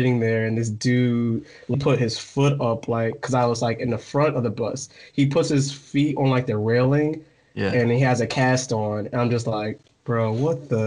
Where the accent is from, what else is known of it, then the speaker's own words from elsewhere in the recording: Michigan, United States; moved away as an adult; also born or lived in West Virginia / Florida / New Jersey / California; I'm from Michigan, and then I moved to West Virginia